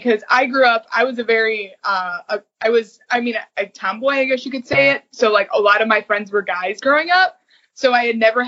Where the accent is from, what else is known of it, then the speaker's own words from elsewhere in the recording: Cleveland, Ohio, United States; now in Columbus, United States; I grew up in Cleveland before I moved to Columbus